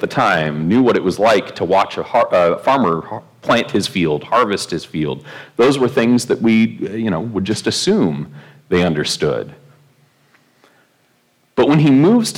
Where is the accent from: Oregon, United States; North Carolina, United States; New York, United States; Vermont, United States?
Oregon, United States; growing up in Oregon